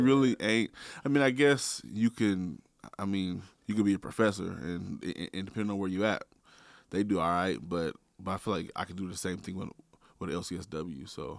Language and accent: English; Portland, Oregon, United States; I'm from Northeast Portland. born and raised